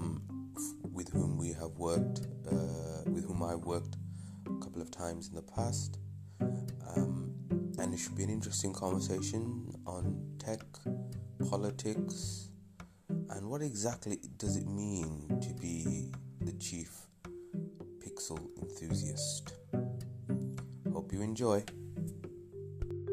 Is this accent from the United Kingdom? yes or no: yes; Birmingham, West Midlands, United Kingdom; also born or lived in Wales; I was born in Wales, but I spent most of that formative period in the Midlands. And so I'm always thought of myself as a Brummie.